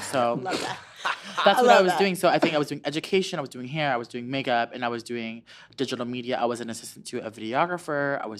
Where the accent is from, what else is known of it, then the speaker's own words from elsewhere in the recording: Orlando, Florida, United States; moved away; also born or lived in New York; I was born in New York and I grew up in Orlando from like 10 to 20.